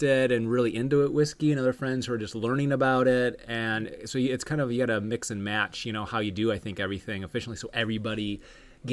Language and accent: English; Michigan, United States; now in Florida, United States; the state of Michigan, my home state